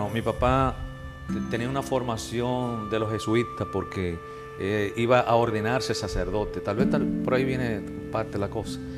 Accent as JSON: {"language": "Spanish", "town": "Jánico", "region": "Santiago", "country": "Dominican Republic", "said": "yo soy de Jánico. Eh, oh. Sí, yo soy de Jánico, San José de las Matas."}